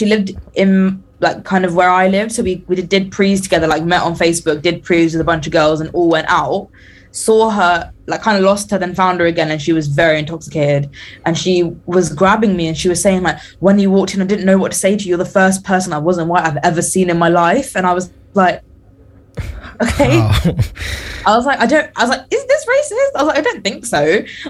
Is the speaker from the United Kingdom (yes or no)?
yes; London, United Kingdom; accent: British; London. And they were like, oh. And we're like, yep, from the UK, mate, British accent.